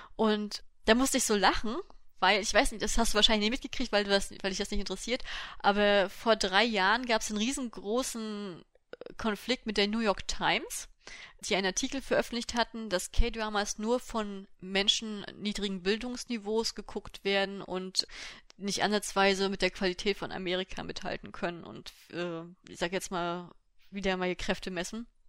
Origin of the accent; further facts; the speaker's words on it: Germany; bei uns in Deutschland